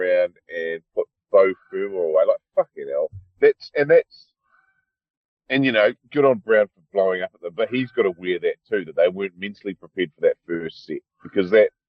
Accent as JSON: {"language": "English", "country": "New Zealand", "moved": "yes", "lives_now": "Australia", "said": "because I'm a New Zealander, right, so I can actually go there at the moment."}